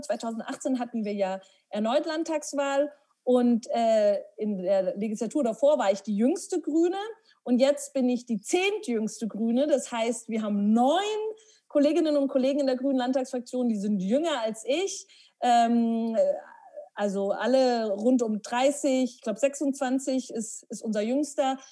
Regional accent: Herrsching am Ammersee, Bavaria, Germany; now in Munich, Germany; ich bin in Hersching am Ammersee aufgewachsen

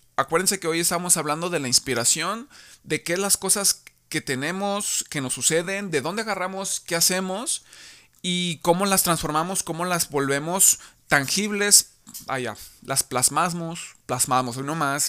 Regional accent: Tepic, Nayarit, Mexico; nosotros somos de Tepic Nayarit.

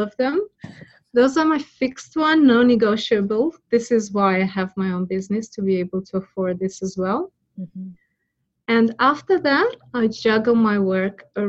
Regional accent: Romania; now in Australia; I don't have my parents here in Australia. I'm originally from Romania.

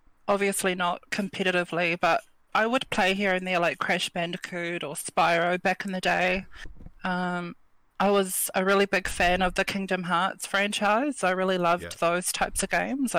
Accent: Wellington, New Zealand; I'm from Wellington

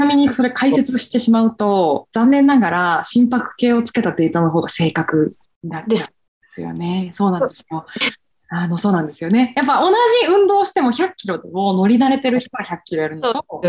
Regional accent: Fukuoka, Japan; accent: Hakata dialect; now in Tokyo, Japan; 地元が九州、福岡

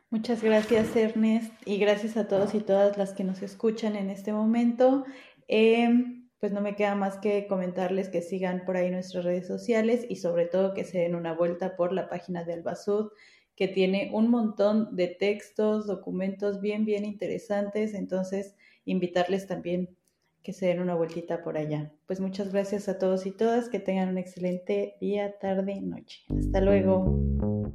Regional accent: Toluca, State of Mexico, Mexico; de donde soy yo, en Toluca, eh, cómo nuestra vida en nuestra niñez ha estado articulada en torno a un parque

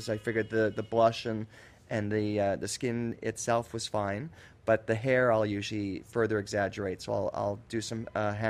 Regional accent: Canada; being a Canadian myself

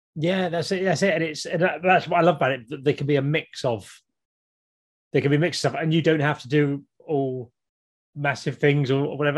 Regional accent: Kent, South East England, United Kingdom; now in Norwich, United Kingdom; I grew up in Kent in the 80s

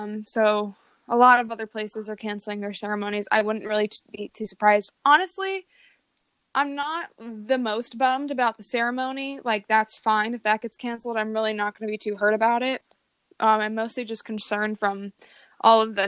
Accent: Virginia, United States; moved away as an adult; now in Chicago, United States; I am in my home state of Virginia

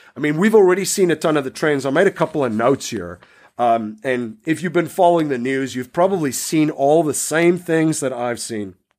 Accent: South Africa; growing up in South Africa

